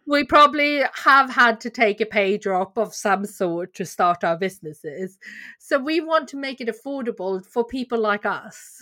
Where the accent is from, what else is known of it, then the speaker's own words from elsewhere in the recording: Sweden; also born or lived in Korea; now in Bedfordshire, United Kingdom; I, uh, am a doctor from Korea and I grew up in Sweden